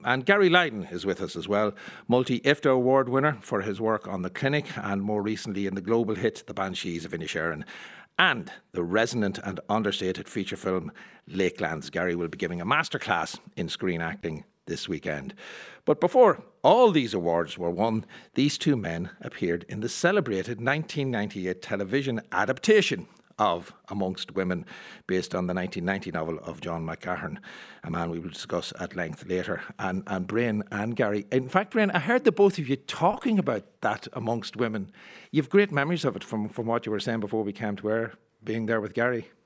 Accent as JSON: {"language": "English", "area": "Monaghan", "region": "Ulster", "country": "Ireland", "said": "as a Monaghan man"}